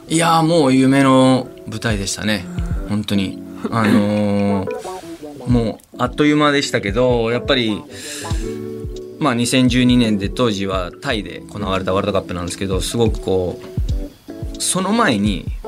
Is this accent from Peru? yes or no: yes; Peru; now in Japan; 僕はあのペルー出身です